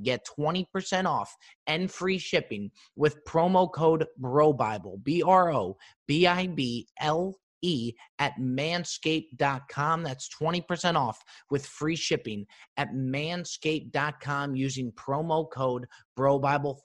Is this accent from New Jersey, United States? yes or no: yes; New Jersey, United States; you're a Jersey guy, as am